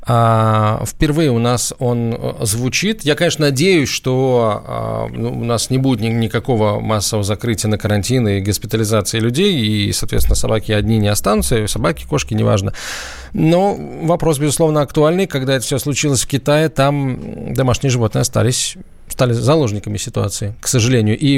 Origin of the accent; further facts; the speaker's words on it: Kaliningrad, Kaliningrad Oblast, Russia; Откуда вы? Калининград.